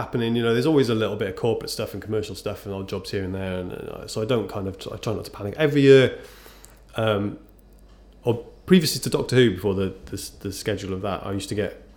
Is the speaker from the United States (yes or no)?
no; Cardiff, Wales, United Kingdom; I'm from Cardiff.